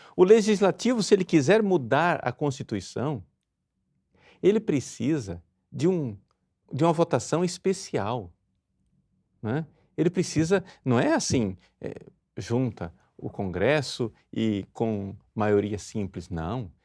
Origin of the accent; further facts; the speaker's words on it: Brazil; nós, brasileiros